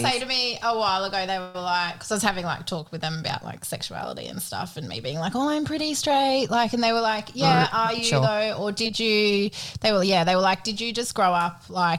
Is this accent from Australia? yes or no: yes; Queensland, Australia; moved away; also born or lived in Muswellbrook; the community I grew up in Queensland, like it's country.